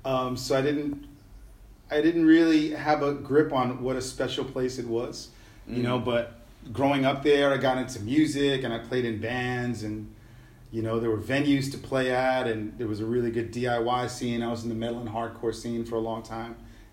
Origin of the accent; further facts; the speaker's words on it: New York City, New York, United States; moved away as an adult; also born or lived in San Juan, Puerto Rico / Los Angeles; now in Ho Chi Minh City, Vietnam; I was born in San Juan, Puerto Rico, and I grew up in New York City. What was life like? I lived in New York City in the 70s, 80s, and 90s.